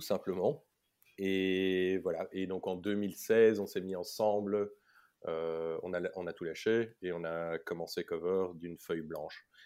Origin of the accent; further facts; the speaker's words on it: Belgium; j'ai vécu toute mon enfance jusqu'à l'UNIF en Belgique. Mmh j'ai tout fait en néerlandais